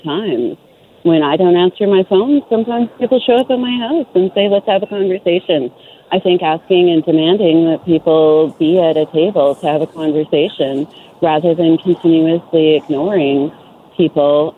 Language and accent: English; Prince George, British Columbia, Canada; also born or lived in Dawson Creek, British Columbia; I grew up in Prince George in Dawson Creek